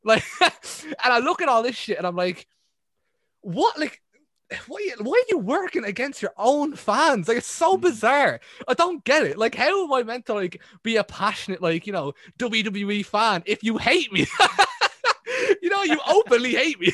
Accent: Ireland; I'm Irish

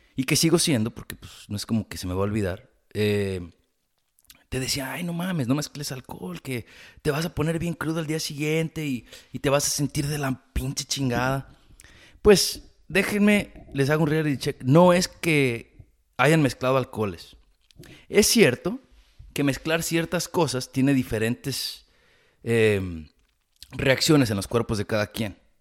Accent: Jalisco, Mexico; moved away; soy de Jalisco, y sí decimos vale

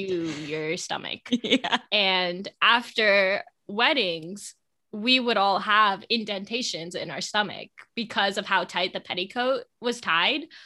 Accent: United States; we're the cousins from America

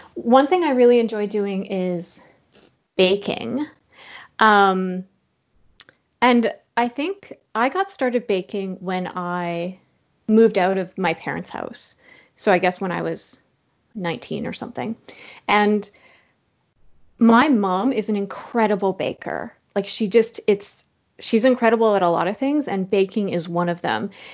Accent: Saskatchewan, Canada; now in Toronto, Canada; I'm from Saskatchewan

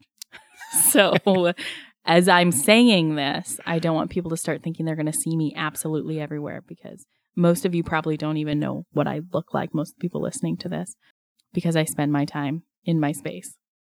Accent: Strathmore, Alberta, Canada; now in Pender Island, Canada; I grew up in southern Alberta in a small town called Strathmore

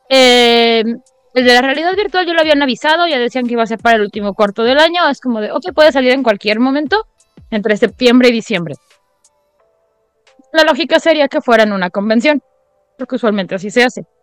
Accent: Mexico; como la mexicana que soy

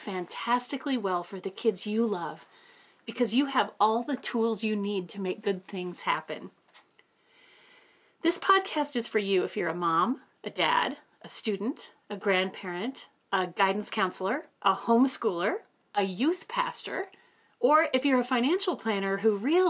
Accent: Ely, Minnesota, United States; I was raised in Ely, Minnesota, a little town of 3,000 people

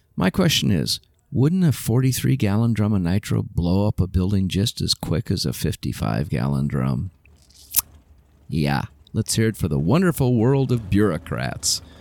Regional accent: Southern California, United States; also born or lived in Oakland, California; I grew up in Southern California. I was born in Oakland, but we moved to Southern California when I was a kid.

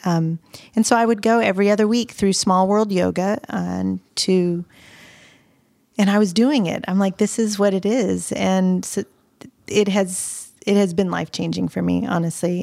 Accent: Pensacola, Florida, United States; moved away as an adult; now in Nashville, United States; So having been raised in L A, Lower Alabama, 'cause Pensacola is borderline Alabama. I was raised in the South.

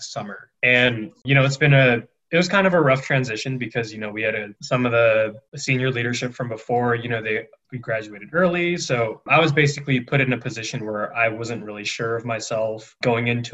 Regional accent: Diamond Bar, California, United States; moved away as an adult; My hometown is Diamond Bar, California

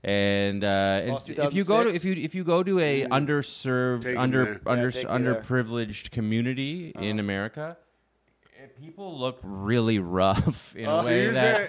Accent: Canada; moved away as an adult; now in United States; here's the thing about being Canadian is I don't think there's any two countries that are more similar.

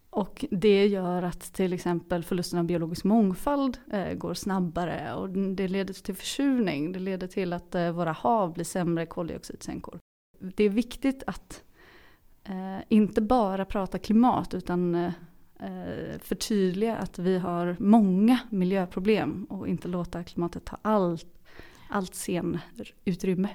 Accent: Mölnlycke, Västra Götaland, Sweden; min resa från Göteborg ut till Mölnlycke där jag kommer ifrån

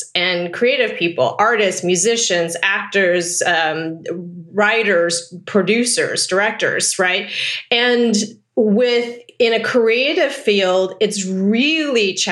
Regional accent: Taipei, Taiwan; now in Pasadena, United States; I was born in Taipei, Taiwan

